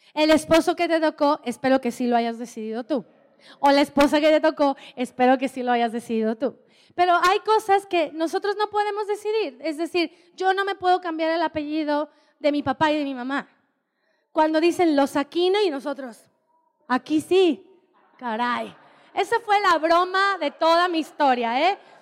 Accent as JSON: {"language": "Spanish", "region": "Oaxaca", "country": "Mexico", "moved": "yes", "said": "Y me encanta ser mexicana, amo ser mexicana y amo ser oaxaqueña. Soy oaxaqueña."}